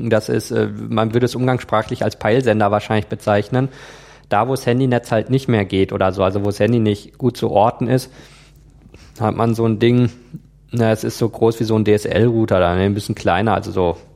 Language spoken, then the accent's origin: German; Germany; Wenn ich dahin fliege, registriere ich mich ja auch immer beim Auswärtigen Amt als Deutscher im Ausland.